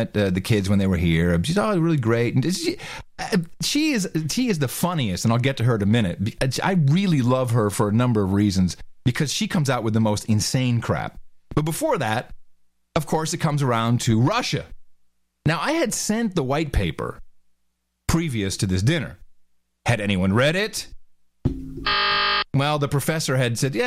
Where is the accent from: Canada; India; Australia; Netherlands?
Netherlands; now in Austin, United States; Mickey and I, you know, we grew up in the Netherlands.